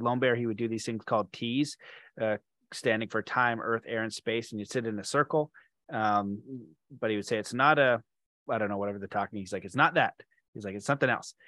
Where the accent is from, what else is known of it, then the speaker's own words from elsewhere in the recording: Canada; I'm Canadian